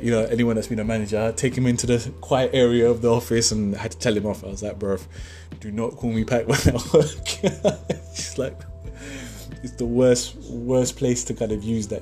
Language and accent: English; Pakistan; I'm from Pakistan